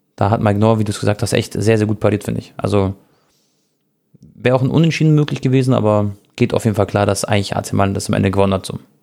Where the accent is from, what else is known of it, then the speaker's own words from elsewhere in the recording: Munich, Bavaria, Germany; als Münchner